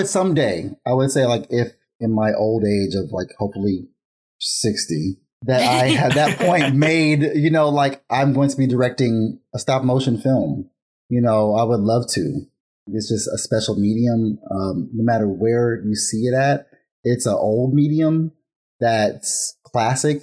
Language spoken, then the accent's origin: English; Vallejo, California, United States; I'm from Vallejo, California